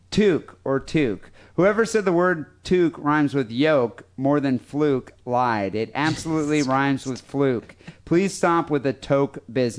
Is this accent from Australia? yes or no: yes; Perth, Western Australia, Australia; Greetings from Perth. … I am from Perth, Western Australia.